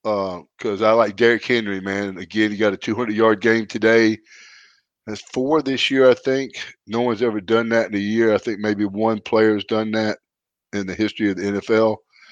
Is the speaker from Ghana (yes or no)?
no; Canada; And I'm from Canada, a wrestler.